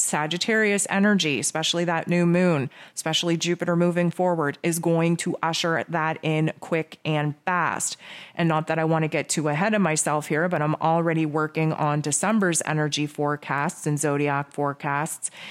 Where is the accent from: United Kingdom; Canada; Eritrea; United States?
Canada; I'm Canadian